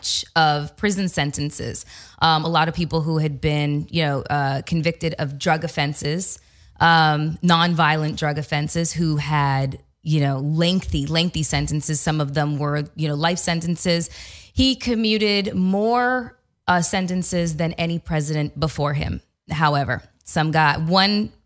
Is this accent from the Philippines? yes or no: no; Canada; now in United States; I'm Canadian